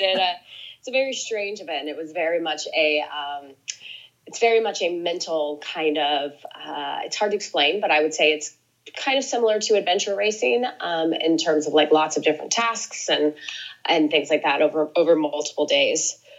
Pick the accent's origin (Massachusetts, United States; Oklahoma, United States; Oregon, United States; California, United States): Oregon, United States; Lake Oswego; I grew up outside of Portland, Oregon